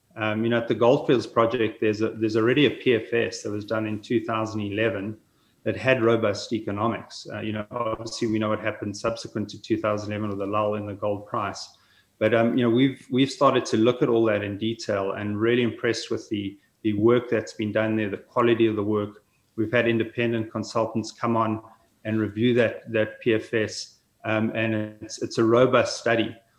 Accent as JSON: {"language": "English", "country": "South Africa", "tie": "born or raised there", "also_born_or_lived": "Saskatoon, Canada", "moved": "as an adult", "lives_now": "Kelowna, Canada", "said": "I'm originally from South Africa, born there, schooled there, studied, uh, worked in Africa for some time before moving across to Canada."}